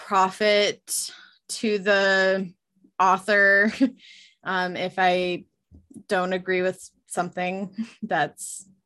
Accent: West Coast, United States; I was like, you know, I'm from the West Coast.

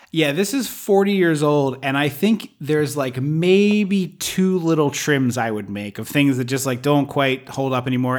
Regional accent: United States; I'm American

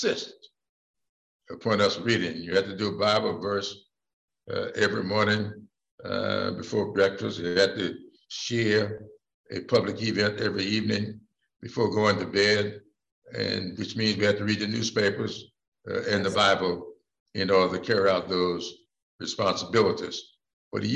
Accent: Sumter, South Carolina, United States; public library in my hometown of Sumter when I was growing up

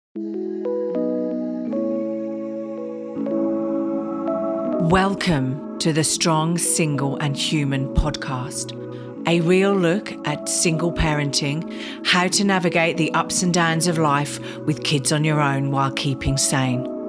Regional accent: England, United Kingdom; now in Australia; I'm not Australian, I'm a citizen, but I'm English

